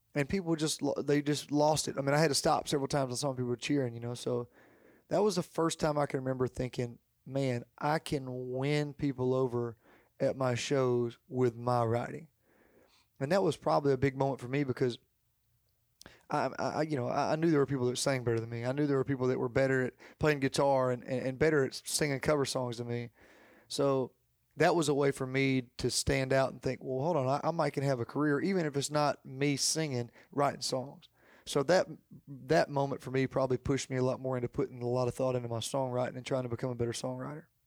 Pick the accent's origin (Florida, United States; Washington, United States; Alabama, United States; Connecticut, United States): Alabama, United States; Jacksonville; growing up in Jacksonville, growing up in Alabama